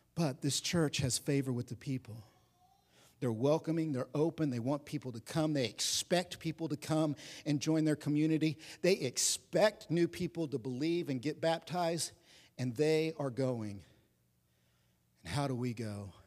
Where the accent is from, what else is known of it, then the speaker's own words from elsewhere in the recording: Oklahoma, United States; I'm from Oklahoma, so I wore belt buckles that said, "God, guns, and guts made America free."